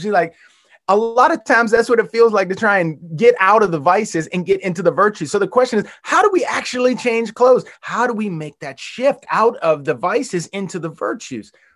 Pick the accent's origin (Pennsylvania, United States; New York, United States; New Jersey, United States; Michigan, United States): Pennsylvania, United States; Western; moved away; I grew up in Western Pennsylvania